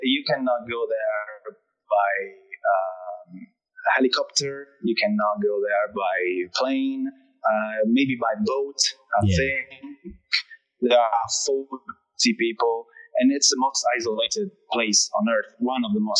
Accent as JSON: {"language": "English", "country": "Italy", "second_language": "English", "said": "because I'm Italian, so my accent is just changing every word."}